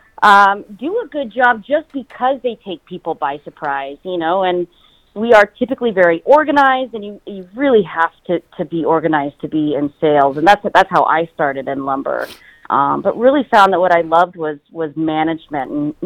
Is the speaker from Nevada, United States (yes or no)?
yes; Reno, Nevada, United States; moved away as an adult; also born or lived in Indiana; now in Truckee, United States; I'm actually born and raised in Reno